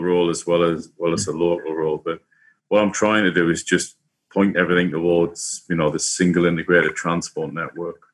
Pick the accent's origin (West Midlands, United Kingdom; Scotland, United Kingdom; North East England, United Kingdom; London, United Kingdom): North East England, United Kingdom; Sunderland; moved away as an adult; also born or lived in Liverpool; now in Queensland, Australia; Sunderland is my hometown in the northeast of England